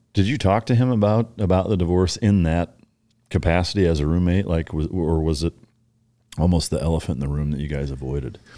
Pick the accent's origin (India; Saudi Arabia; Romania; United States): United States; Waterloo, Iowa; my hometown in Waterloo, Iowa